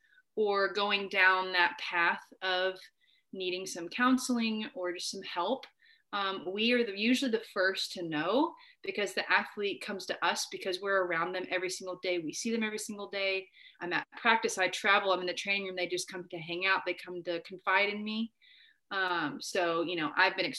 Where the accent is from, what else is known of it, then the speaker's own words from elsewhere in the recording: Conway, Arkansas, United States; moved away; I am from Arkansas. I was actually one of the few kids at Hendricks that was from where Hendricks is, in Conway